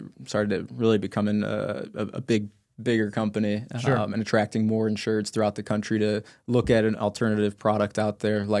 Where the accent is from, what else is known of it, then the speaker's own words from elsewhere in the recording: Chicago, Illinois, United States; now in Phoenix, United States; That is home now. Yeah, born and raised in the Chicago area, but I've lived out there for about going on 3 years now.